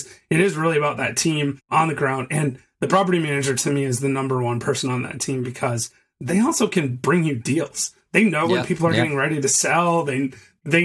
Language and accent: English; Michigan, United States; moved away as an adult; now in Chattanooga, United States; I'm from Michigan.